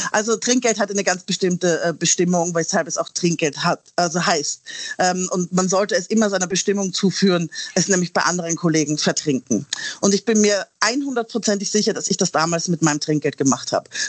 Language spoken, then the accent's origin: German; Austria; moved away; Ich komme ja ursprünglich aus Österreich und habe dort tatsächlich meinen ersten Gastrojob gehabt